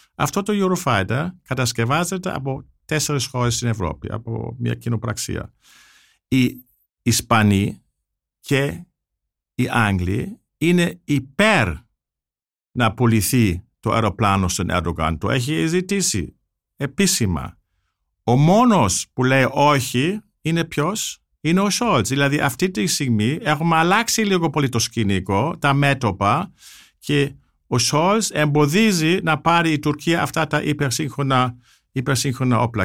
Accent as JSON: {"language": "Greek", "country": "Germany", "moved": "yes", "lives_now": "Greece", "said": "ως Γερμανός φιλέλλην που ζει στην Ελλάδα"}